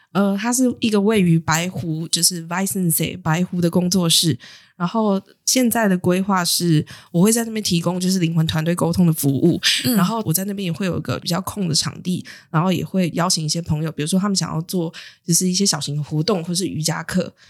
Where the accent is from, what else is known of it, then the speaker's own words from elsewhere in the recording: Taiwan; 出生在台湾其实是很幸运的事情